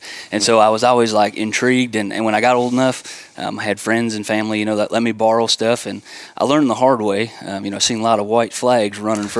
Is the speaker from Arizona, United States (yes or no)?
no; Wisconsin, United States; moved away as an adult; now in East Tennessee, United States; I grew up in Wisconsin.